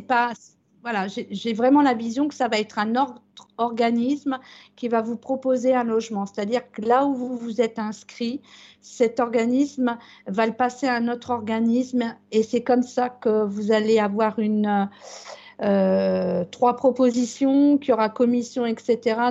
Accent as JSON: {"language": "French", "region": "Brittany", "country": "France", "said": "chez nous en Bretagne"}